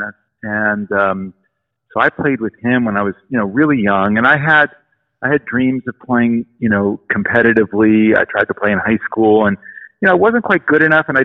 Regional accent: Los Angeles, California, United States; I grew up in Los Angeles in the 70s.

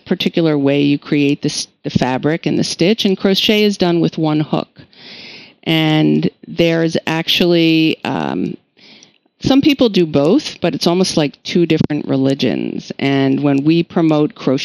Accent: New York, United States; I'm from New York

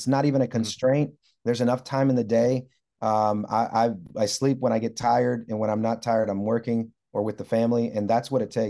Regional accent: Puerto Rico; I grew up in a very modest, maybe lower income home. I grew up in Puerto Rico. We didn't have a lot.

